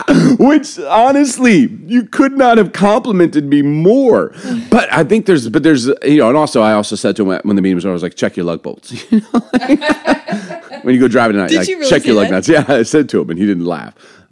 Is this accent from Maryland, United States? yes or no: yes; Baltimore, Maryland, United States; also born or lived in Chicago; I don't know if it's because I grew up in Baltimore, in Chicago.